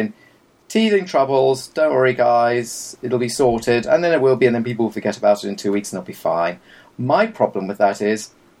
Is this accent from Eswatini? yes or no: no; United Kingdom; I'm very British.